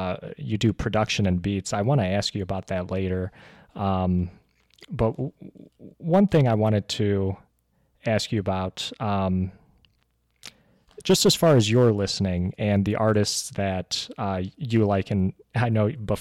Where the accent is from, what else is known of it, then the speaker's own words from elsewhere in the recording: Michigan, United States; also born or lived in Dearborn, Michigan; born and raised in Michigan.